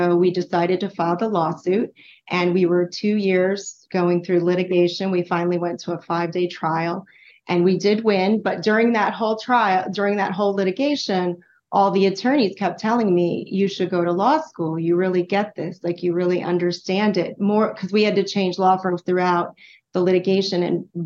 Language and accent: English; Texas, United States; now in New Jersey, United States; I lived in born and raised in Texas